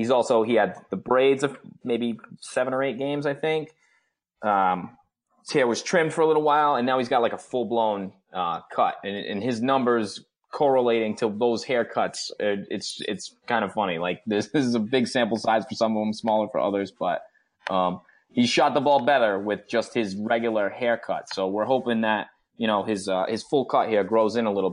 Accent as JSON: {"language": "English", "region": "Rhode Island", "country": "United States", "said": "I'm a PC guy. I'm from Rhode Island."}